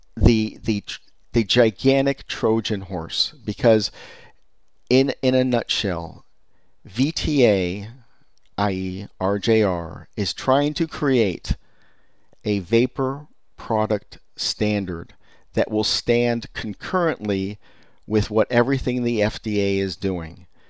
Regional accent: Silicon Valley, California, United States; I was born and raised in Silicon Valley

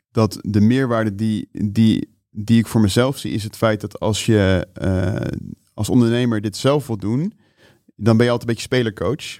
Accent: Netherlands; ik als Nederlander

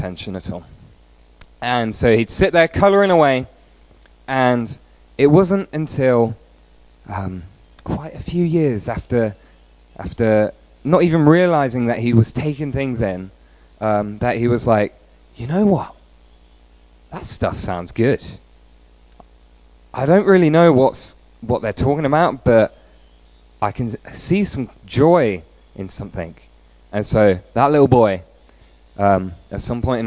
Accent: Peterborough, East of England, United Kingdom; moved away; also born or lived in Stoke-on-Trent / Ryde, Isle of Wight; So I was born and raised in Peterborough, but that's not the only place that I have lived in.

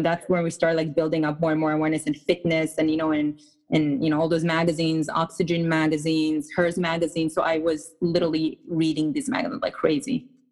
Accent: Israel; English is a second language; moved away as an adult; now in United States; I was born and raised in Israel. I moved to the States about 12 to 13 years ago

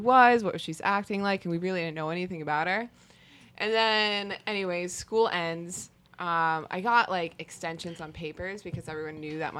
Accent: Mystic, Connecticut, United States; also from Connecticut, as rich, just Mystic.

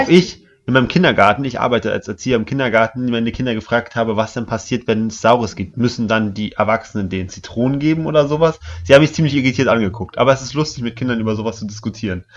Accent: East Germany, Germany; Ich komme aus dem Osten, also nicht aus Sachsen, aber mein Vater kommt aus Sachsen

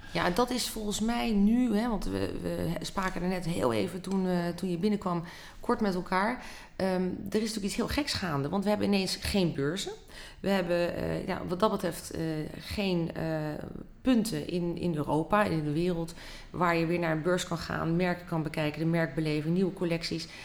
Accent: Netherlands; wij als Nederlanders

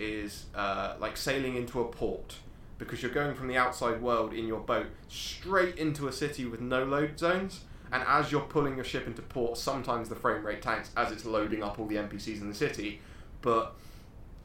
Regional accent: England, United Kingdom; we're English

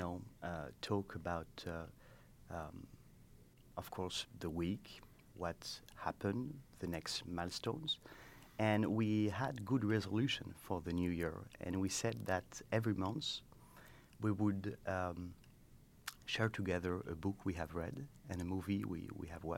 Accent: France; English is a second language; moved away as an adult; now in United States; as you can hear at my accent, I'm not from here. I come from France.

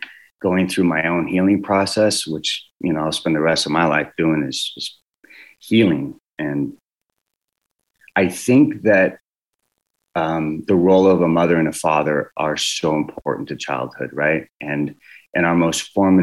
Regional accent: California, United States; I was born and raised in California

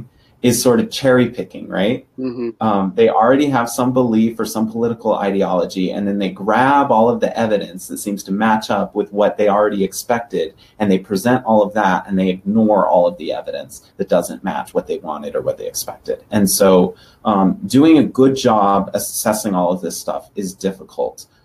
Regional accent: Denver, Colorado, United States; Denver, Colorado, that's my hometown

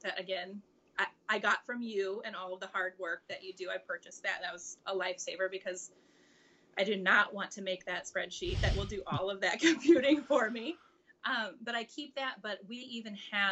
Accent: Central Illinois, United States; I am from Central Illinois.

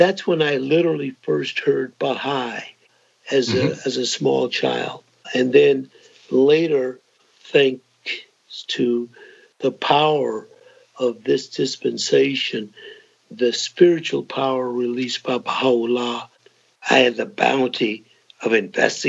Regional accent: Greenville, South Carolina, United States; moved away as an adult; I grew up in South Carolina, Greenville, South Carolina, and of course, in a very rigidly segregated era

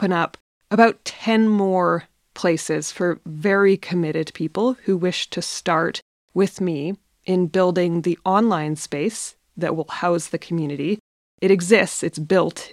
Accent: north of British Columbia, Canada; also born or lived in Iceland; back to Canada, back to my hometown in the north of British Columbia

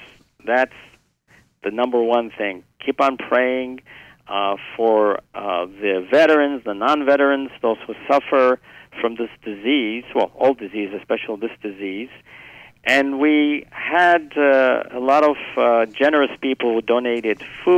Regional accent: Italy; now in New York, United States; I'm originally from Italy

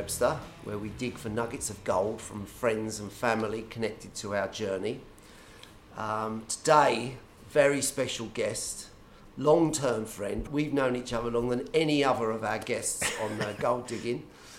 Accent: Gravesend, South East England, United Kingdom; we were both brought up in the... I suppose you call it a bit gritty estuary town of Gravesend.

